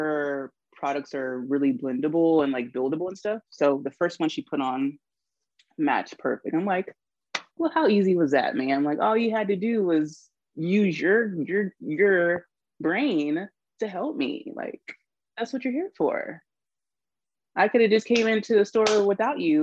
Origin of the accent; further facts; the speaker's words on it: Charleston, South Carolina, United States; that's what we grew up on here in Charleston